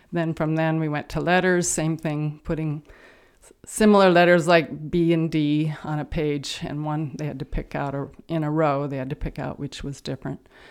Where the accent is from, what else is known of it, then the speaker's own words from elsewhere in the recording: Santa Barbara, California, United States; I grew up in Santa Barbara, California